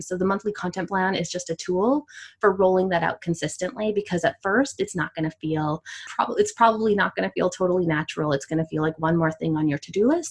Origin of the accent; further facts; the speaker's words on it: Canada; I'm from Canada